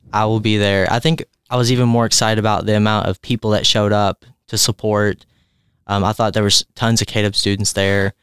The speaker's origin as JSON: {"language": "English", "town": "Cloverport", "region": "Kentucky", "country": "United States", "tie": "born or raised there", "said": "I'm from Cloverport, Kentucky. It is a very small rural community"}